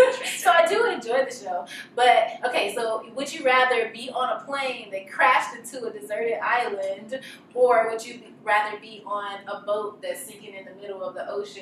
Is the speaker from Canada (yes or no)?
no; Mississippi, United States; moved away as an adult; also born or lived in New York; now in Los Angeles, United States; I am from Mississippi, but I moved away from home at 18 when I went to college in New York.